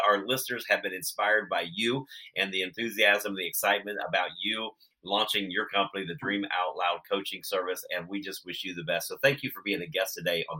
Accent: Ohio, United States; I'm also from Ohio.

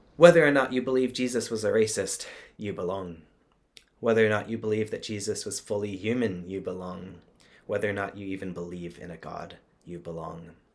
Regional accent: Texas, United States; I grew up in Texas as a Southern Baptist

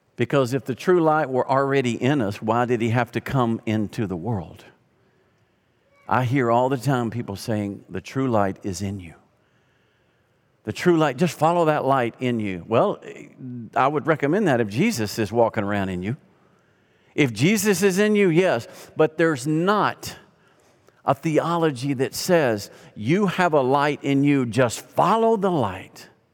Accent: Arkansas, United States; moved away; also born or lived in Louisiana; I grew up in Arkansas

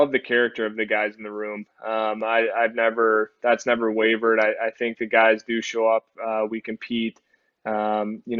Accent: Michigan, United States; me growing up in Michigan

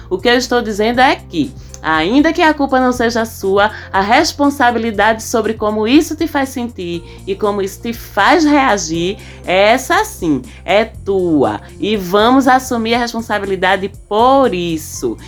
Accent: Northeast Region, Brazil; eu sou nordestina

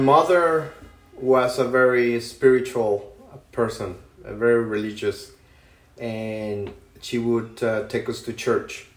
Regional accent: Monterrey, Nuevo León, Mexico; moved away; I grew up in Mexico, in outside of Monterrey City.

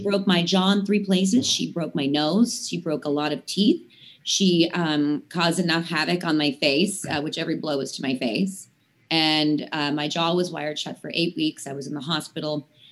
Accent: Latrobe, Pennsylvania, United States; the Latrobe Airport, which is my hometown

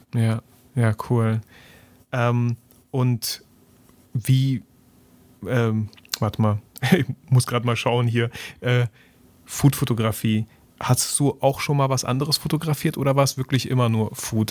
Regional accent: Germany; bei uns in Deutschland

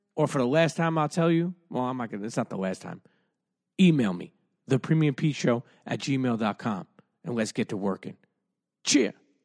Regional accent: New York City, New York, United States; I'm from Brooklyn

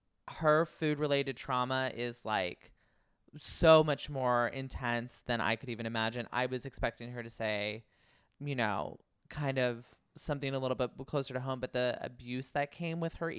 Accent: Barstow, California, United States; I grew up in Barstow, which I was like, oh shit.

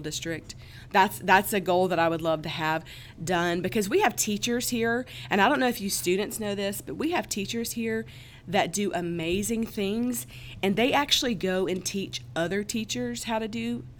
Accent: Mississippi, United States; growing up, I grew up in Mississippi

